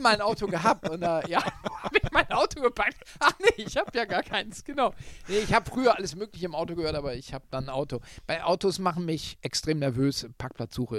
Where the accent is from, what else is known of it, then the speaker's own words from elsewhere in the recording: Northern Germany, Germany; moved away as an adult; now in Munich, Germany; der als Norddeutscher jetzt schon viele Jahre in München wohnt